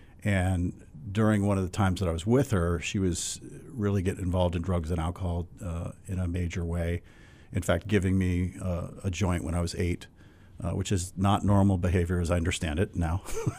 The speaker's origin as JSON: {"language": "English", "region": "California", "country": "United States", "tie": "born there", "also_born_or_lived": "New England", "lives_now": "New Hampshire, United States", "said": "And so I was born in California and have lived probably half the states up until now, and I've been in New England for most of my adult life. Moved to New Hampshire about 20 years ago."}